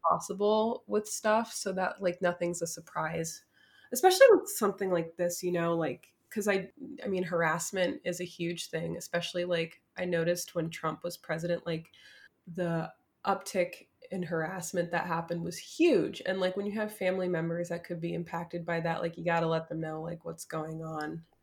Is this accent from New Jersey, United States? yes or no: yes; Newark, New Jersey, United States; I'm from around the Newark area